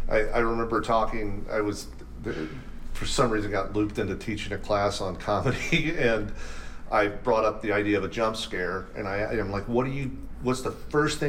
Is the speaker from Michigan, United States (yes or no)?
no; near Louisville, Kentucky, United States; I grew up near Louisville